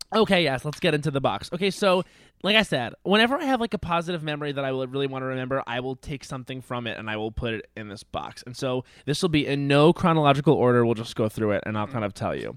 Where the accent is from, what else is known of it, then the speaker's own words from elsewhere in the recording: Long Island, New York, United States; moved away; I'm from Long Island